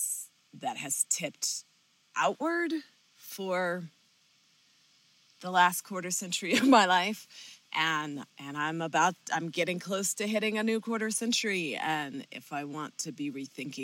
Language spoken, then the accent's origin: English; Southern California, United States; also born or lived in Colorado; I grew up in Southern California